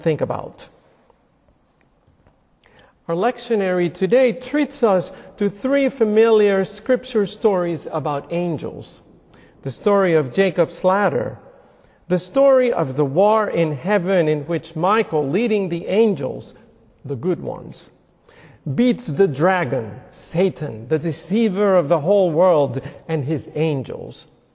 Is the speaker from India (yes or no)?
no; Puerto Rico; moved away; I was a very devout little boy growing up in Puerto Rico.